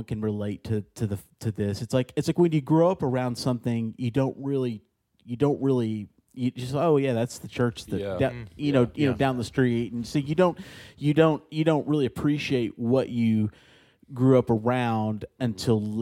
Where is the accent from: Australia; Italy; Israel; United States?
United States; Lake Jackson, Texas; where I'm from Lake Jackson, Texas.